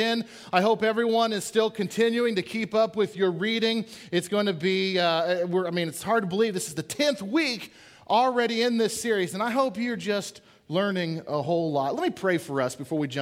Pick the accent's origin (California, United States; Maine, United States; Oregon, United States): Oregon, United States; Portland; I grew up in Portland, Oregon